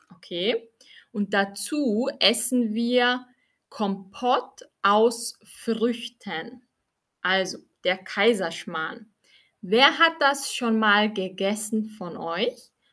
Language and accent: German; Austria; ich bin aus Österreich, wie viele von euch schon wissen